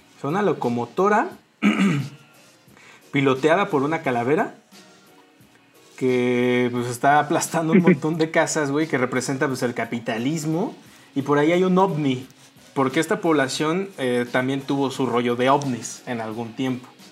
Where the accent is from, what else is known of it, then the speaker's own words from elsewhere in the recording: Mexico; en México veo que los mexicanos nos aclaramos la piel